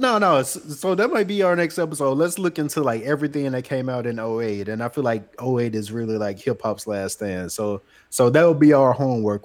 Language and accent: English; Demopolis, Alabama, United States; I'm I'm from Demopolis, Alabama.